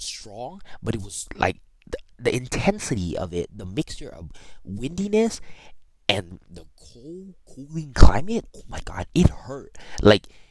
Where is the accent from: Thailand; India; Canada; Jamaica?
Thailand; moved away; We're all born from Thailand, literally one of the hottest countries in the world.